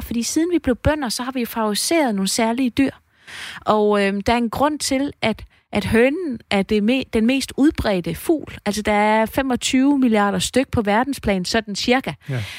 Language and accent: Danish; East Jutland, Central Denmark Region, Denmark; vi er østjyder